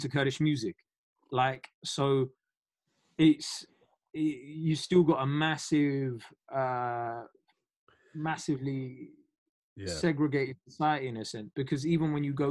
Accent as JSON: {"language": "English", "region": "London", "country": "United Kingdom", "tie": "born or raised there", "also_born_or_lived": "Iran", "said": "I'm a Londoner. I'm a Londoner, innit? There's nothing I can do to stop that. Like I grew up listening to hip hop from South London."}